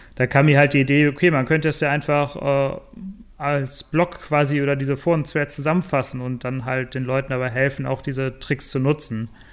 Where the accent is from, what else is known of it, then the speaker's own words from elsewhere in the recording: Bonn, North Rhine-Westphalia, Germany; ursprünglich komme ich aus Bonn, habe da auch studiert